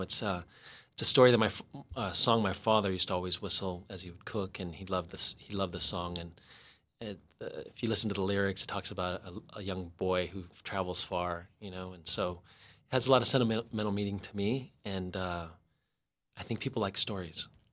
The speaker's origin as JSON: {"language": "English", "town": "San Diego", "region": "California", "country": "United States", "tie": "born or raised there", "also_born_or_lived": "Los Angeles", "moved": "yes", "said": "I ended up moving back to San Diego, to my hometown, after sixteen years in L"}